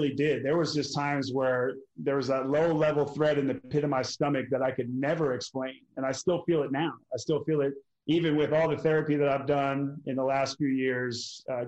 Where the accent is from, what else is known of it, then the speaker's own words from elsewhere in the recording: Portland, Oregon, United States; moved away; where I grew up in Portland, Oregon